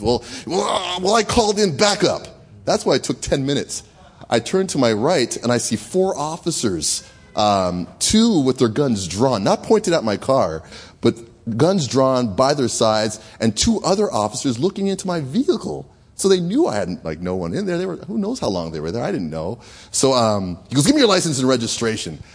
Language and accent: English; Canada; moved away; I was raised in Canada